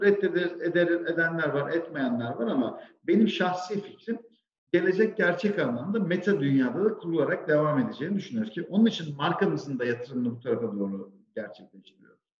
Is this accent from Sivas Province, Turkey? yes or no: yes; Sivas, Sivas Province, Turkey; moved away as an adult; now in Istanbul, Turkey; ben 1980 Sivas doğumluyum. Ee, ilk orta ve lise öğrenimi Sivas'ta gerçekleştirdim. Daha sonra üniversiteyle birlikte e, İstanbul'a geldim.